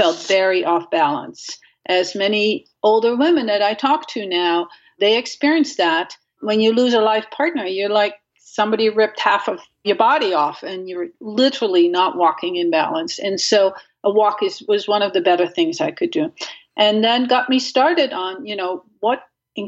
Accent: Netherlands; moved away; I grew up in Holland and without a car

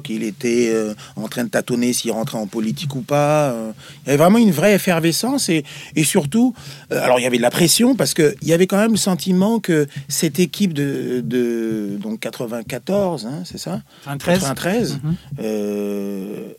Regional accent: Nantes, Pays de la Loire, France; moi je viens de Nantes

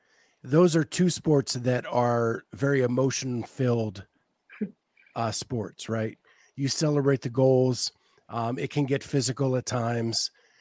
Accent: outside of Pittsburgh, Pennsylvania, United States; I grew up outside of Pittsburgh.

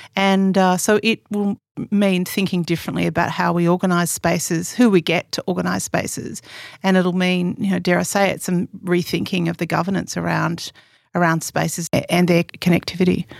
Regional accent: Sydney, New South Wales, Australia; also born or lived in Northern Rivers, New South Wales (family); I grew up on Darra Country in Western Sydney

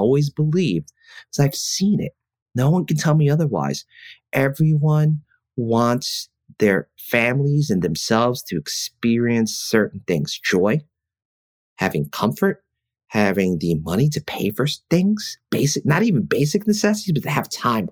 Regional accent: New York City, New York, United States; where we grew up in East Flatbush and South Ozone Park, and you know those neighborhoods, you can't not meet a lot of different people

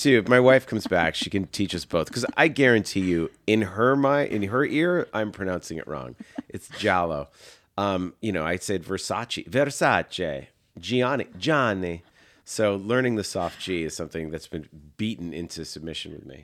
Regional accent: Massachusetts, United States; That was us growing up in Massachusetts

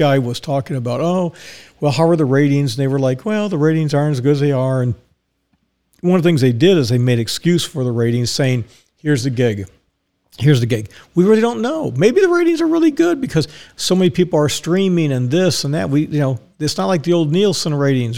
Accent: Dallas, Texas, United States; I was born in Dallas

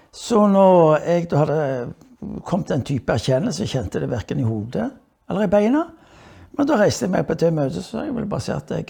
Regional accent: Stavanger, Rogaland, Norway; also born or lived in England; Så jeg er født i England, der derav navnet Cave. Eh, min mor fra Stavanger ble gift med en engelskmann. Eh, et ulykkelig eh, ekteskap på mange måter. Hvor hun til slutt eh, velger å vende tilbake til Norge, til Stavanger.

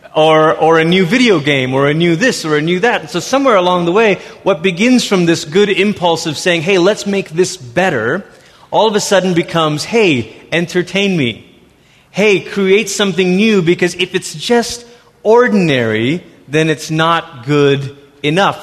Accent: Malaysia; also born or lived in Portland, Oregon, United States; now in United States; I was born in Malaysia

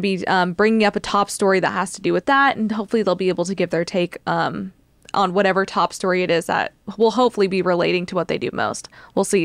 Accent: Rio Grande Valley, Texas, United States; now in Austin, United States; I'm very Texan. I was born here in Austin, uh, was mostly raised though in the Rio Grande Valley

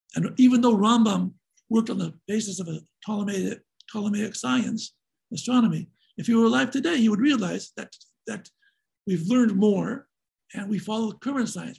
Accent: Seattle, Washington, United States; I grew up in Seattle, Washington, and I attended Franklin High School.

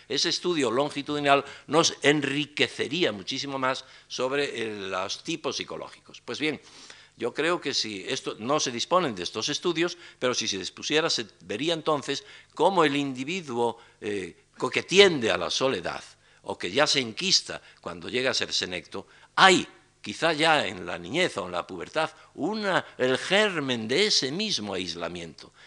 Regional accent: Galicia, Spain; los gallegos no lo enfermamos ni envejecemos

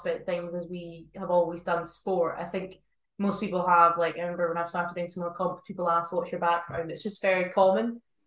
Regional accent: Glasgow, Scotland, United Kingdom; moved away as an adult; now in Edinburgh, United Kingdom; Live in Edinburgh. I'm 25. I'm from Glasgow originally. Moved here for uni when I was 18, never went back

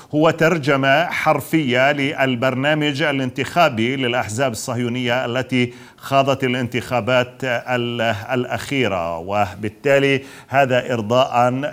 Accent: Palestine; بالنسبه لنا كفلسطينيين

